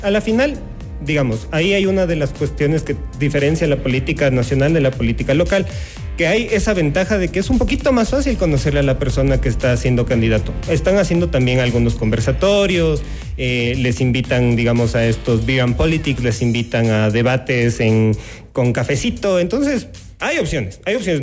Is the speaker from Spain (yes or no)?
no; Quito, Pichincha, Ecuador; Como buenos ecuatorianos, como buenos quiteños